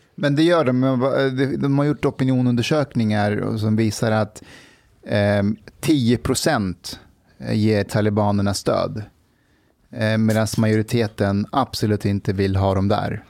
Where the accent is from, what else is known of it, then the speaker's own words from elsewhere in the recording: Kabul, Afghanistan; now in Sweden; vi är uppvuxna i Kabul, så både min mamma och pappa och när vi bodde där, vi var i Kabul.